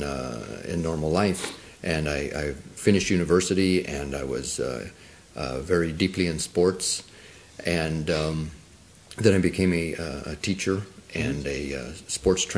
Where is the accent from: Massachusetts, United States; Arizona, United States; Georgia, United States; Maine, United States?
Arizona, United States; first language Spanish; English is a second language; I was born in Arizona, in the mountains, on an Apache Indian reservation, and I probably came to any kind of a city for the first time when I was about 7 years old, and I grew up speaking Spanish